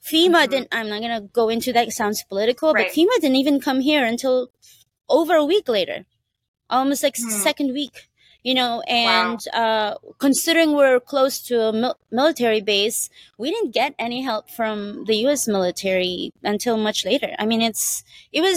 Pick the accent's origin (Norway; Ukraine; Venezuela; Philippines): Philippines; now in Hawaii, United States; I was born in the Philippines, and I grew up in a farm